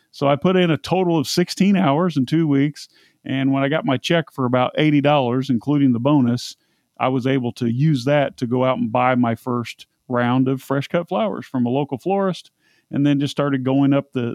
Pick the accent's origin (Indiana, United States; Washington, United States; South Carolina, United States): Indiana, United States; Indianapolis; Indianapolis, Indiana. Racing capital of the world, but I'm pretty well traveled. I've been blamed for being Texan and Tennessean and all sorts of things.